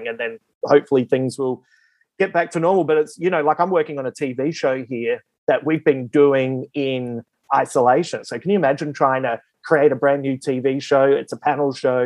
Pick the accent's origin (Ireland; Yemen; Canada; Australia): Australia; Adelaide, South Australia; moved away as an adult; also born or lived in Melbourne; now in Sydney, Australia; originally I'm from Adelaide, which is South Australia.